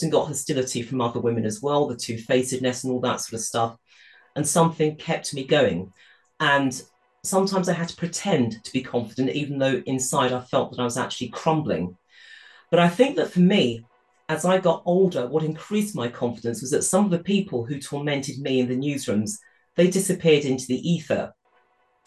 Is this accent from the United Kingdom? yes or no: yes; United Kingdom; I grew up in the United Kingdom in the 1960s. I was born in this country